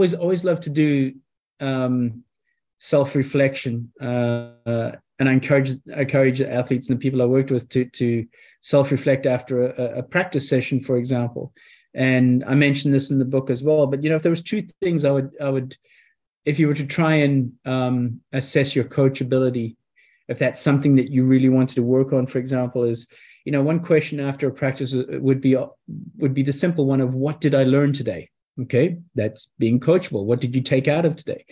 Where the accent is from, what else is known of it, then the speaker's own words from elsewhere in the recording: South Africa; growing up in South Africa